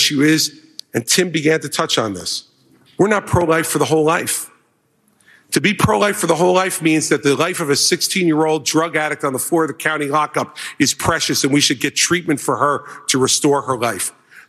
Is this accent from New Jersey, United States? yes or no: yes; New Jersey, United States; In my home state of New Jersey